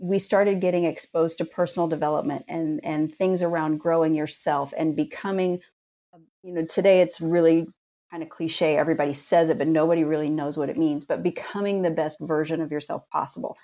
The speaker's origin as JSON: {"language": "English", "region": "rural Indiana", "country": "United States", "tie": "born or raised there", "also_born_or_lived": "Kentucky", "said": "I was born in Kentucky and grew up in rural Indiana"}